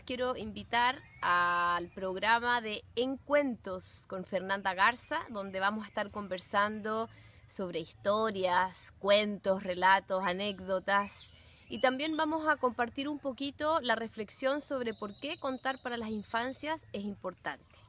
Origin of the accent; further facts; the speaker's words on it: Chile; soy narradora oral chilena